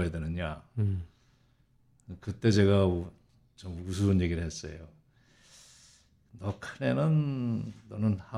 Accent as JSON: {"language": "Korean", "town": "Anseong", "region": "Gyeonggi Province", "country": "South Korea", "tie": "born or raised there", "moved": "yes", "lives_now": "New York, United States", "said": "저는 경기도 안성군 이중면입니다."}